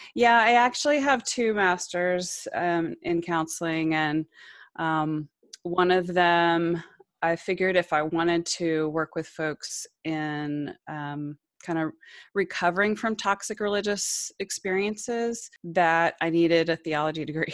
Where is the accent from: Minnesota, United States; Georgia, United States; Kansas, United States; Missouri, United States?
Georgia, United States; I landed in Georgia by the time I was five, we moved a lot, eh, before that, I was born on an Army base, and, but we left the military pretty quickly after that, but I settled in Georgia